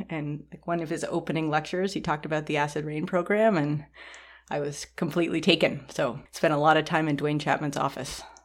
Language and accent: English; Toronto, Ontario, Canada; moved away; I grew up in Toronto, which is a really big city